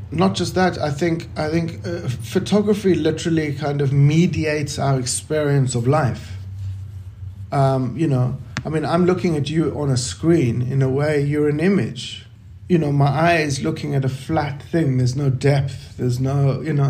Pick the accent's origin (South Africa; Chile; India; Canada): South Africa; growing up in South Africa during apartheid